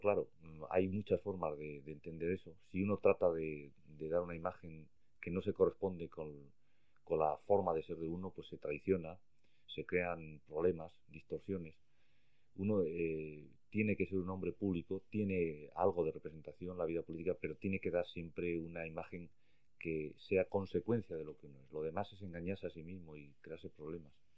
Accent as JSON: {"language": "Spanish", "town": "Logroño", "region": "La Rioja", "country": "Spain", "tie": "born or raised there", "also_born_or_lived": "Madrid", "moved": "as an adult", "said": "Yo nací en Bretón de los Herreros 12"}